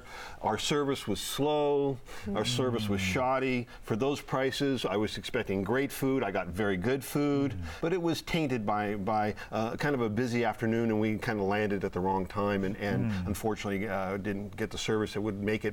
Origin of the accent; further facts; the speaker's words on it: San Francisco, California, United States; I grew up in San Francisco